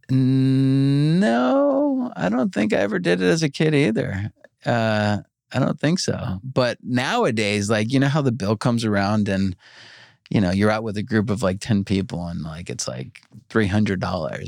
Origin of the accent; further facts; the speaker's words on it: New York, United States; now in Los Angeles, United States; I grew up in New York